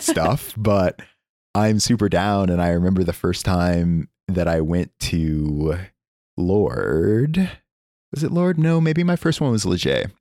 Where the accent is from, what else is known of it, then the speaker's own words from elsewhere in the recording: Oklahoma, United States; moved away; also born or lived in California; I am from Oklahoma